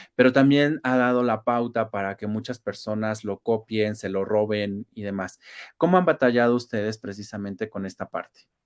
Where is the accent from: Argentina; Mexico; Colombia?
Mexico; nosotros como mexicanos